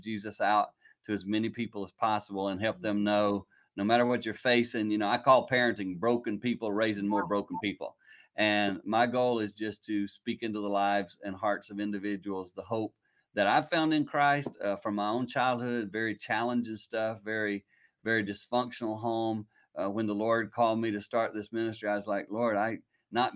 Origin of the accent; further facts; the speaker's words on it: the Carolinas, United States; moved away as an adult; now in Michigan, United States; I grew up in the Carolinas, moved up to Michigan, been up here now for 30 years doing ministry